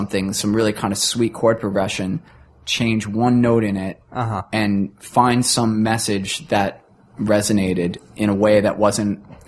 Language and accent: English; Queens, New York, United States; Or so, you know, we're hanging out with strippers. We're from Queens.